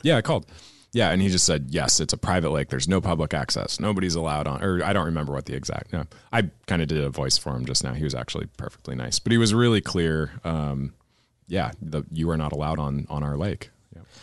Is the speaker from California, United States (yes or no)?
no; Anchorage, Alaska, United States; growing up in Anchorage